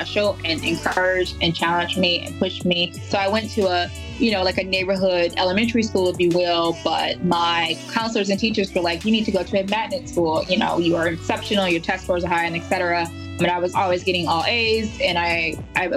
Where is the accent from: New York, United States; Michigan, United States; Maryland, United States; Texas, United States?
Michigan, United States; Detroit; my experience growing up in Detroit was a difficult one